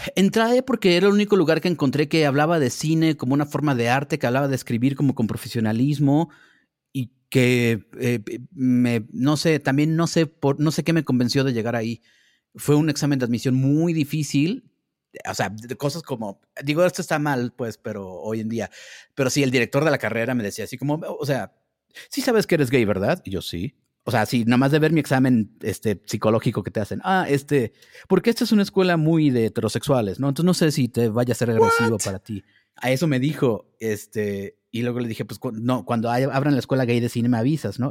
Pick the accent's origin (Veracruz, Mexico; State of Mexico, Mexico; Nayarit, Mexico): State of Mexico, Mexico; Naucalpan; also born or lived in Tampico, Tamaulipas; nací en Tampico, Tamaulipas, pero me fui de vivir de ahí desde que tenía seis años y llegué a vivir a Ciudad Satélite